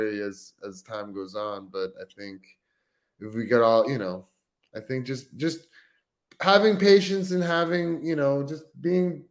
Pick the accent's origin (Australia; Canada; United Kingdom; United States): Canada; being Canadian